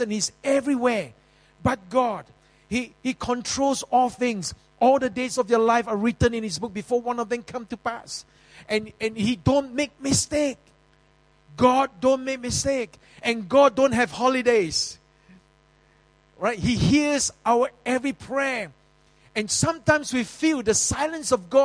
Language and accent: English; Singapore; in the early days in Yio Chu Kang Road, I was living in Yio Chu Kang Kampong